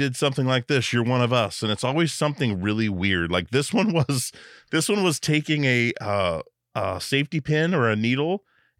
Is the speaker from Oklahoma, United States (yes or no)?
no; Alaska, United States; I grew up in Alaska where we were super bored on a little island.